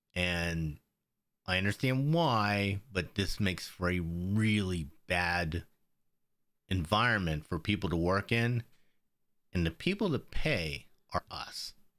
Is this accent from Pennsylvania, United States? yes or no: yes; Pennsylvania, United States; growing up in Pennsylvania